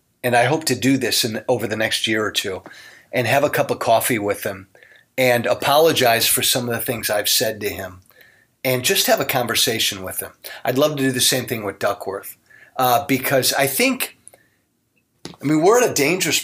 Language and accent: English; Midwest, United States; I'm from the Midwest